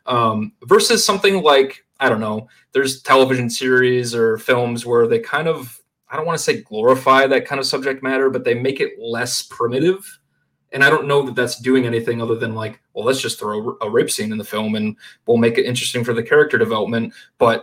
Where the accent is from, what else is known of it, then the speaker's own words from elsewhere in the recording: Shortsville, New York, United States; also born or lived in Buffalo, New York; I grew up in Shortsville, New York, which I think total population is like 4,000 people